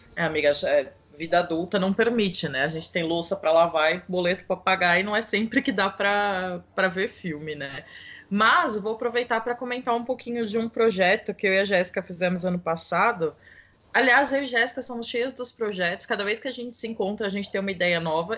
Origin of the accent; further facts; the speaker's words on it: São Paulo, Brazil; eu sou aqui de São Paulo